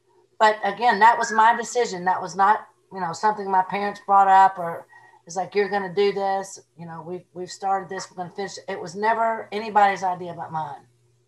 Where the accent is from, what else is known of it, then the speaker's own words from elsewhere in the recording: Cuba; I'm from Cuba.